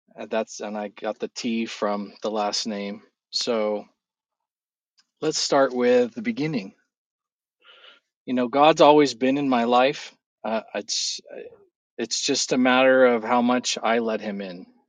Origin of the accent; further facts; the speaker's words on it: California, United States; moved away as an adult; also born or lived in Prescott, Arizona; I grew up in California